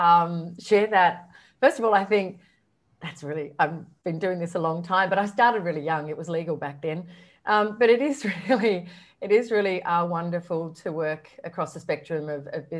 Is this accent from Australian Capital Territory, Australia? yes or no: yes; Canberra, Australian Capital Territory, Australia; moved away as an adult; also born or lived in Sydney; I grew up in Canberra, and back then it was a big, small country town